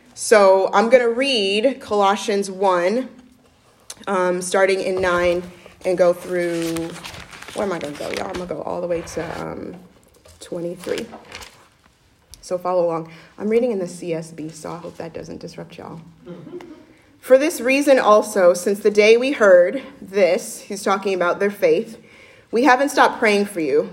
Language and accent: English; Midwest, United States; I'm actually a Midwesterner